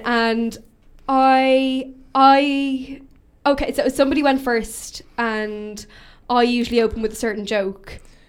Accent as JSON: {"language": "English", "town": "Swords", "region": "Leinster", "country": "Ireland", "moved": "yes", "lives_now": "London, United Kingdom", "said": "I am from Ireland."}